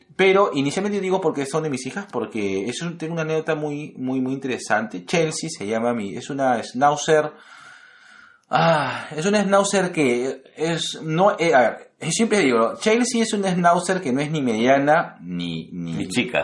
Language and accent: Spanish; Lima, Peru